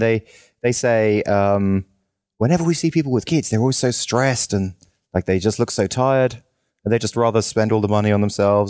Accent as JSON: {"language": "English", "region": "England", "country": "United Kingdom", "moved": "yes", "said": "I'm English."}